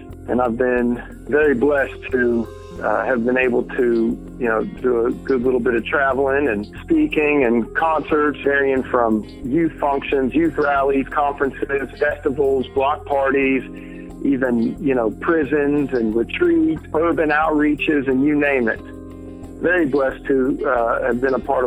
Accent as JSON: {"language": "English", "town": "Lexington", "region": "North Carolina", "country": "United States", "said": "I'm from Lexington, North Carolina"}